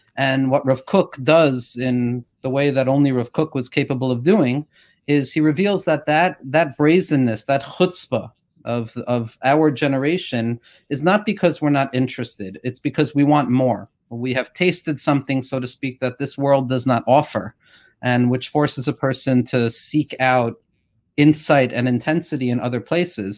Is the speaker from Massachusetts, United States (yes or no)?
no; Woodmere, New York, United States; I grew up in Woodmere